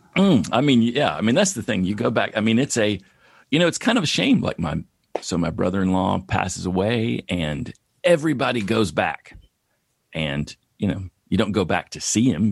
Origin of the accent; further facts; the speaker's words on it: East Tennessee, United States; moved away